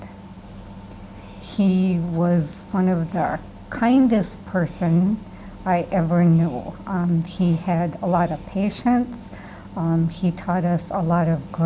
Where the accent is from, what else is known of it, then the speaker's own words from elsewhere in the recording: Appleton, Wisconsin, United States; I'm from Appleton, Wisconsin. I've lived in Wisconsin my whole life